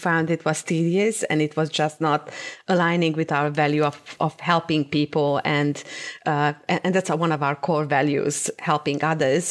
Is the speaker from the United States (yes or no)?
no; Cluj-Napoca, Transylvania, Romania; moved away; also born or lived in Timișoara, Romania; I grew up in Transylvania